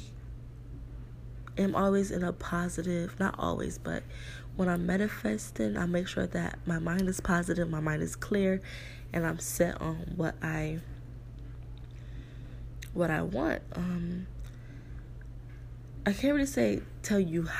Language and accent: English; New York, United States; moved away as an adult; now in South Florida, United States; in New York, my hometown